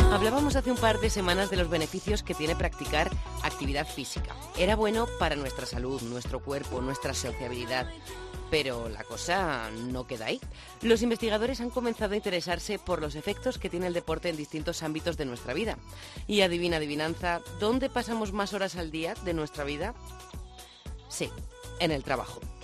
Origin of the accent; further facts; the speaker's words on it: La Rioja, Spain; now in Madrid, Spain; Yo, como riojana sentada en Madrid